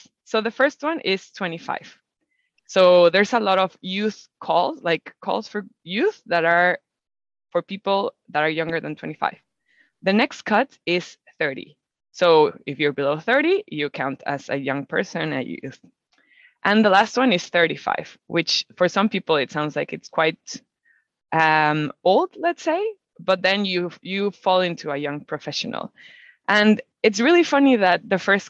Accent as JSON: {"language": "English", "country": "Mexico", "tie": "born or raised there", "said": "I'm from Mexico and I'm a biologist. I've always loved nature. So I was very lucky to grow up in a country that is one of the most biodiverse in the world."}